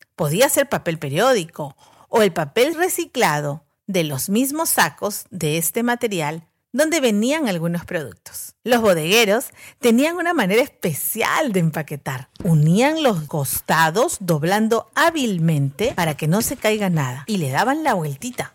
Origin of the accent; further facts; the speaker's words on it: Callao, Peru; Cuando era pequeña viví en el Callao, en la calle García Calderón, a media cuadra de la iglesia Don Bosco